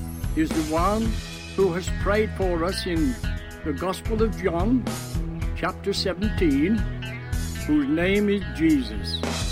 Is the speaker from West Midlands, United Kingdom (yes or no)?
yes; West Midlands, United Kingdom; from England.